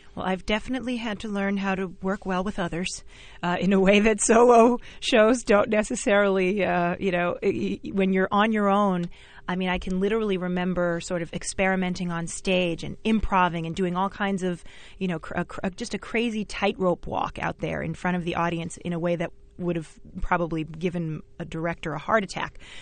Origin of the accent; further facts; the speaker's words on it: New York City, New York, United States; also born or lived in Bayside, Queens; I grew up in Flushing and Jamaica